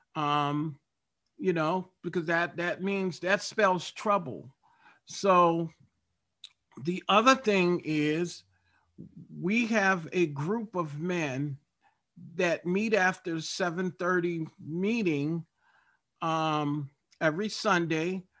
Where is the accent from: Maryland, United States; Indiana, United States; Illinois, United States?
Maryland, United States; Baltimore; I grew up in Baltimore, Maryland